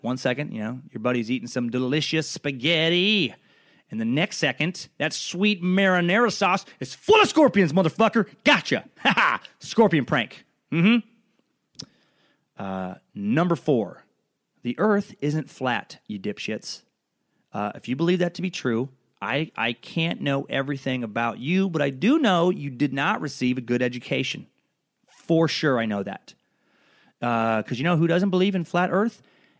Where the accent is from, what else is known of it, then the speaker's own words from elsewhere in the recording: Riggins, Idaho, United States; I grew up in Riggins around a lot of people who did not have a high level of education and did have a lot of fucking theories.